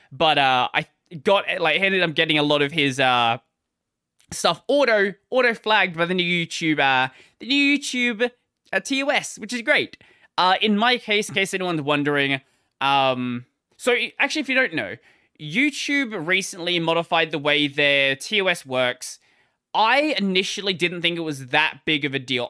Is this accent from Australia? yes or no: yes; Australia; I'm an Aussie